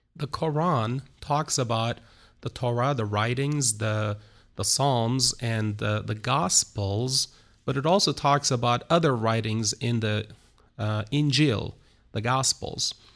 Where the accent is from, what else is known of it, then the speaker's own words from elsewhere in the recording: Istanbul, Turkey; moved away as an adult; now in Izmir, Turkey; I was born in Istanbul, Turkey. Uh, I'm, uh, uh, originally from Istanbul.